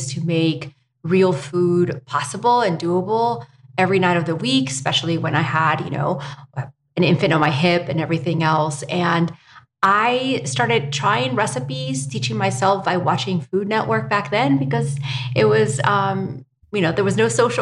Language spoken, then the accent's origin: English; Spain; now in United States; I was born and raised in Spain